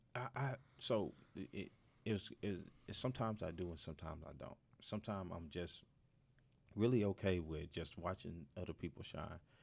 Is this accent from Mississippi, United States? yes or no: yes; Mississippi, United States; moved away as an adult; now in Northwest Arkansas, United States; I'm from Mississippi